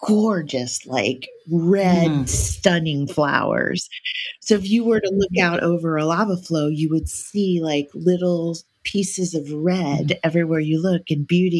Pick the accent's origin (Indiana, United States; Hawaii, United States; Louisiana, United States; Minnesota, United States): Hawaii, United States; I'm Hawaiian. I'm from Hawaii.